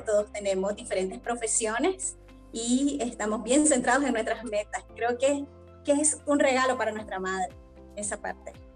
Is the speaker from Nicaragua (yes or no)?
yes; Nicaragua; also born or lived in Mexico City, Mexico; desde muy pequeña participé con diferentes, en diferentes espacios, ¿verdad? De, de participación juvenil, de adolescentes en torno a lo que es la prevención de violencia y derechos de la niña y la adolescencia en mi país, en Nicaragua